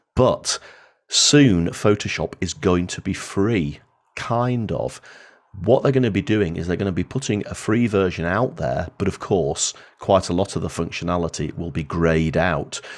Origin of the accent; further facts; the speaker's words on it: Blackpool, North West England, United Kingdom; I was born in Blackpool